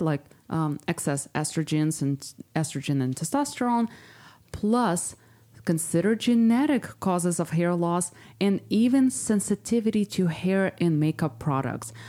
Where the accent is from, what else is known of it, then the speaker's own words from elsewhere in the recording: Ukraine; moved away; my whole family still lives there. I'm from Ukraine